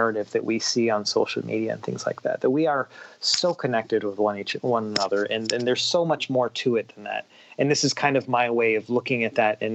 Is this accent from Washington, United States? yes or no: yes; Washington, United States; I'm a guy who grew up in Washington State